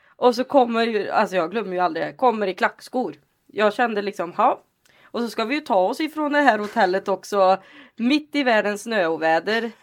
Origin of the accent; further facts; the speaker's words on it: Lidköping, Västra Götaland, Sweden; moved away; also born or lived in Alingsås / Gothenburg; Jag är från Lidköping från första början.